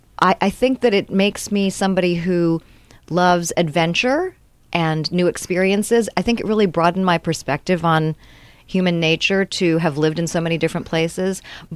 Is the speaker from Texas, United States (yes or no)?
no; Reston, Virginia, United States; also born or lived in Arlington, Virginia / San Francisco / Honolulu / Cambridge, Massachusetts; Well, I was born there, but I grew up in the Reston area, which is close to Washington, D.C. But I'm a Navy brat.